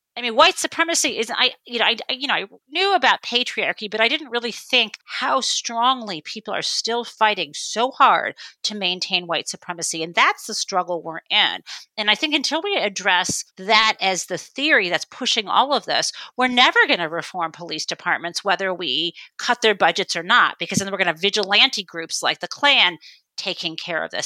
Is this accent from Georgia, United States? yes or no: no; northwest suburbs of Detroit, suburb of Michigan, United States; when I grew up in the suburb of Michigan, it was highly segregated